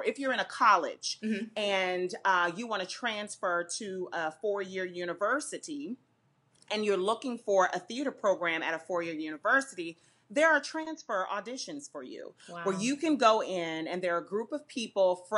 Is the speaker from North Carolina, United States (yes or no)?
no; Florida, United States; I'm from Florida